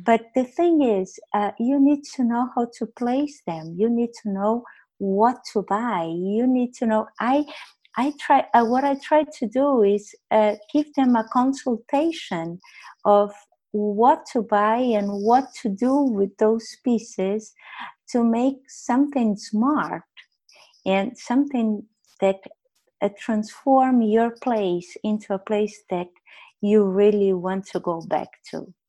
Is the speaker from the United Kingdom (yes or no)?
no; Brazil; moved away as an adult; I left Brazil when I was 21 years old